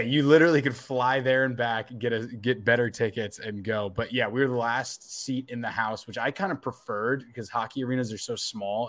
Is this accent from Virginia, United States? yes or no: yes; Northern Virginia, United States; moved away; I grew up in Northern Virginia